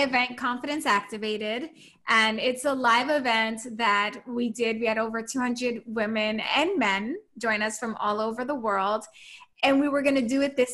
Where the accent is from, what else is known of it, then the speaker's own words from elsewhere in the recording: New York City, New York, United States; I'm from New York City